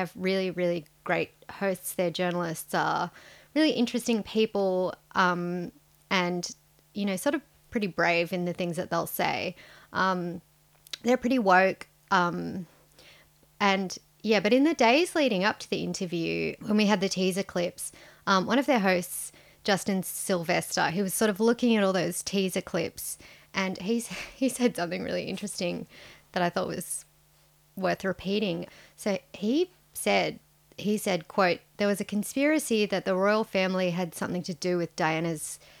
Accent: Sydney, New South Wales, Australia; We're your hosts. We're journalists from Sydney.

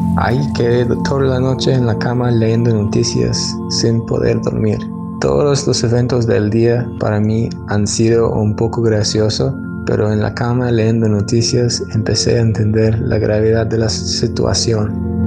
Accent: United States; also born or lived in Seattle, United States; yo soy de los Estados Unidos

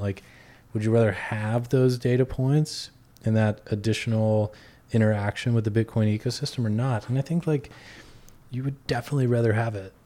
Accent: Texas, United States; now in Brooklyn, United States; I'm from Texas originally

